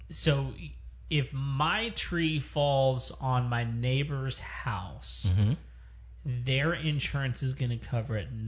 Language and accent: English; West Texas, United States; I grew up in West Texas.